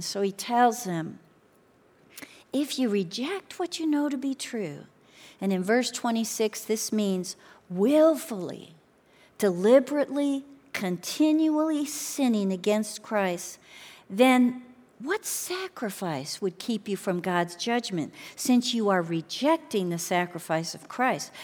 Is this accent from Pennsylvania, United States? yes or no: no; Chicago, Illinois, United States; moved away; I grew up in Chicago